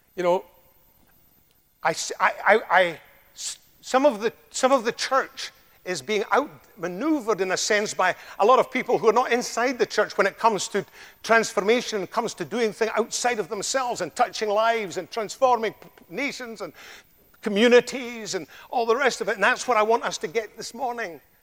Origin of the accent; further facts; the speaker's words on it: Scotland, United Kingdom; accent: Scottish (like Sean Connery); now in United States; it's quite like Sean Connery because he comes from a place in Scotland uh, very close to me